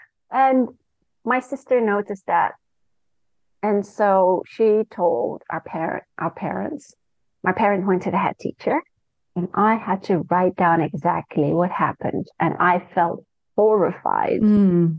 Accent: Singapore; also born or lived in Malaysia; And I grew up in Singapore and Malaysia with my parents and my sister.

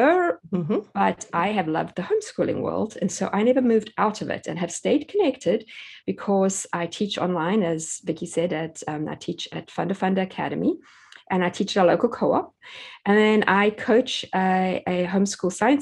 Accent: South Africa; moved away as an adult; now in United States; I grew up in South Africa, and that's where we had all our four children

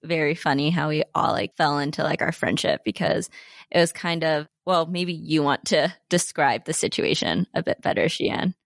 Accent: Salt Lake City, Utah, United States; as Asian Americans growing up in Salt Lake City

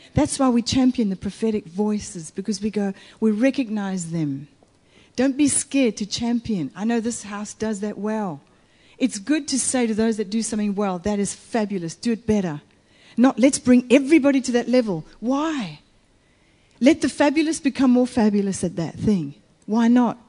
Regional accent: Italy; also born or lived in United States; In Italy

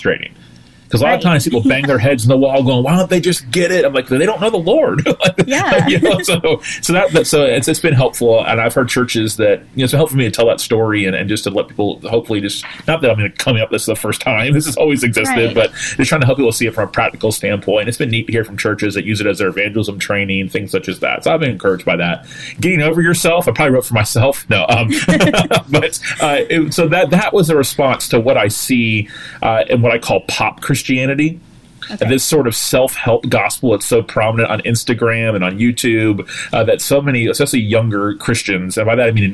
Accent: Tallahassee, Florida, United States; pastor in my hometown where I grew up

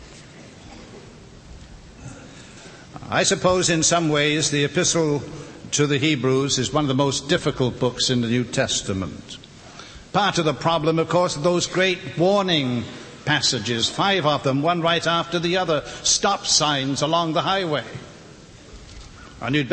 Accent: Wales, United Kingdom; now in North Carolina, United States; Some of you perhaps are unfamiliar with my accent. I live in North Carolina, but I wasn't born there. I was born in the little country of Wales

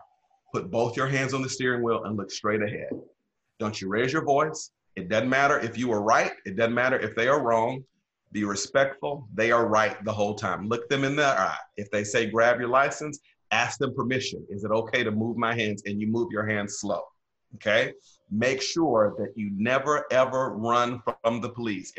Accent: Pearl, Mississippi, United States; now in Indian Wells, United States; I grew up in the South, Black church tradition. Pearl, Mississippi is where I come from

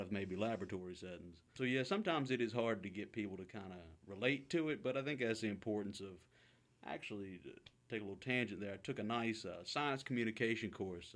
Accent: Halifax, Virginia, United States; moved away as an adult; now in Kingston, Canada; originally from, and uh, this is kind of an added layer of, of humor to it, uh, Halifax, but the one in Virginia

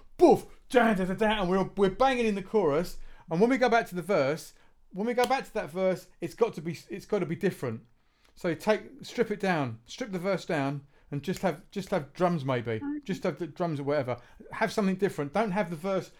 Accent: Southampton, South East England, United Kingdom; we're all from Southampton or around that region down here

